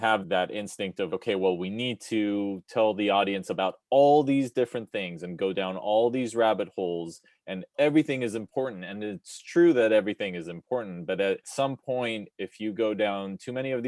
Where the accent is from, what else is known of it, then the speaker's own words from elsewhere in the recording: Israel; I'm personally from Israel